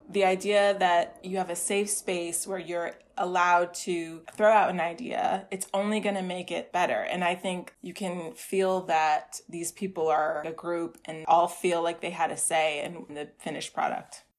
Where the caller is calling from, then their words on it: New York City, New York, United States; I'm calling from the Bronx in New York City